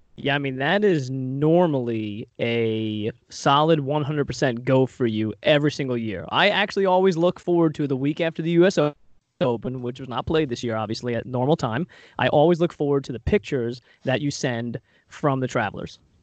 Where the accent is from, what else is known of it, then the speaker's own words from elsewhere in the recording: Long Island, New York, United States; growing up on Long Island